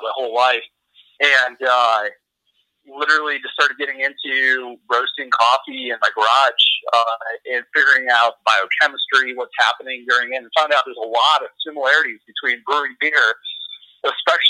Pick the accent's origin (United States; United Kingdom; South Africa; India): United States; Traverse City, Michigan; now in Wyoming, United States; when I grew up in northern Michigan, I'm originally from Traverse City, Michigan.